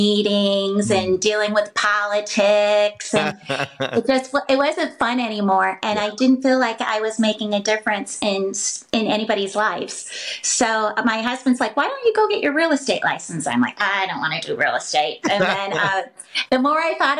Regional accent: Michigan, United States; moved away as an adult; also born or lived in Atlanta, Georgia / Boston; now in Fort Myers, United States; I was born and raised in Michigan.

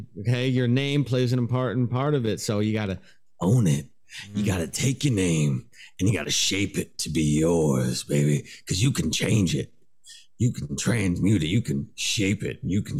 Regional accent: Portland, United States; First of all, hey, I am from Portland.

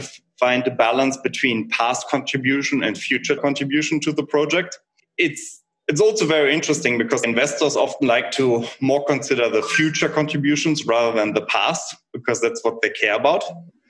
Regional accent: Germany; moved away as an adult; now in United States; So I'm originally from Germany

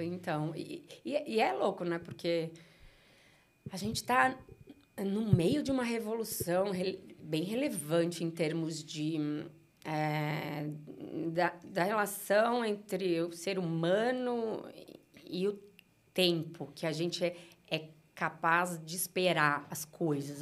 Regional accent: São Paulo, Brazil; also born or lived in Uberaba, Minas Gerais; eu cheguei em São Paulo com cinco anos de idade, então muito pequena, né? Cresci em São Paulo

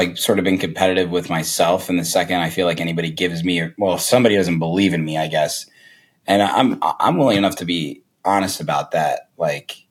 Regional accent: Zionsville, Indiana, United States; now in Chicago, United States; I grew up in Zionsville, Indiana

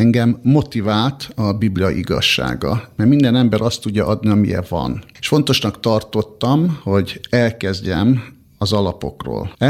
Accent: Budapest, Hungary; also born or lived in Borsod-Abaúj-Zemplén; én egy borsodi születésű ember vagyok, borsodban születtem, pontosabban Nozdon, kisgyerekkorom óta felköltöztünk Budapestre

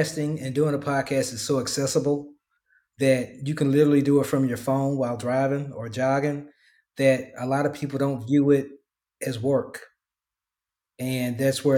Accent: Memphis, Tennessee, United States; now in Dallas, United States; my hometown of Memphis

